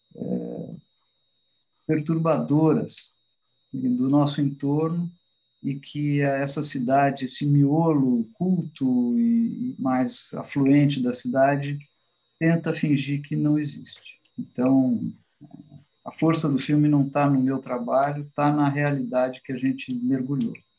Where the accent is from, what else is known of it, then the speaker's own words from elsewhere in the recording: São Paulo, Brazil; also born or lived in New York; Eu nasci em São Paulo, vivi aqui grande parte, quase toda a minha vida.